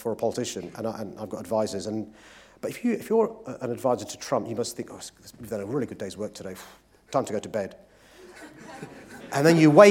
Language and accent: English; London, United Kingdom; as a Londoner